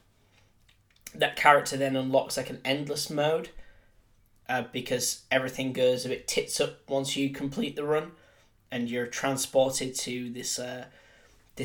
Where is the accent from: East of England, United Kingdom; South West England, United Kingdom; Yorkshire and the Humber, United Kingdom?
Yorkshire and the Humber, United Kingdom; I'm from Yorkshire